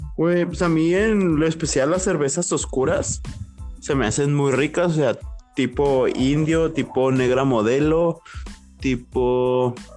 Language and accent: Spanish; northern Mexico, Mexico; somos norteños. Tecate también, somos bien pinches norteños.